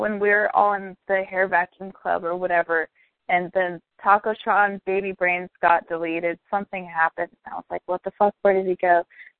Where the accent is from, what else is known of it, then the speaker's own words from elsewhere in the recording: United States; I'm American